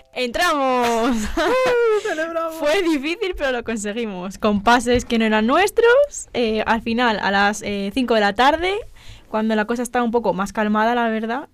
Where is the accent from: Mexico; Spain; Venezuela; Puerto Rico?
Spain; soy eh, española